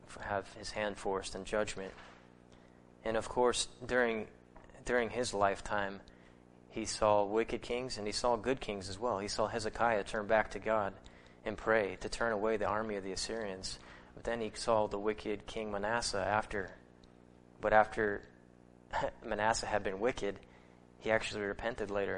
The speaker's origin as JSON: {"language": "English", "country": "United States", "also_born_or_lived": "Japan / Missoula, Montana", "said": "I came back to my home church in Missoula"}